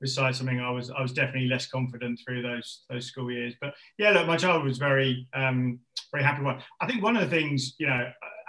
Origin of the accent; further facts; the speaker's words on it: London, United Kingdom; also born or lived in Watford area; I was born and bred in Northwest London, started life in sort of Ruislip area, and then moved over towards the Watford area.